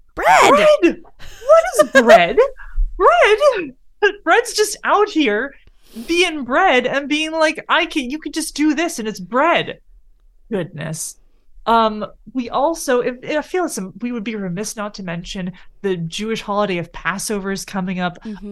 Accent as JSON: {"language": "English", "country": "Canada", "said": "We're Canadian"}